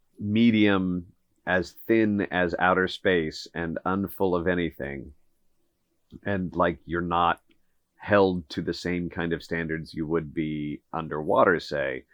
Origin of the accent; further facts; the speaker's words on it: Kansas, United States; public school growing up in Kansas